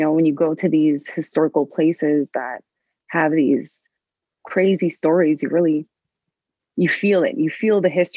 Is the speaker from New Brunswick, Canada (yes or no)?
no; Montreal, Quebec, Canada; also born or lived in Les Coteaux, Quebec; now in Vaudreuil-Dorion, Canada; I grew up in the West Island in Montreal. All the way up until like, what was it, Sec 2? Mm-hmm. Yeah. And then I moved out to Le Coteau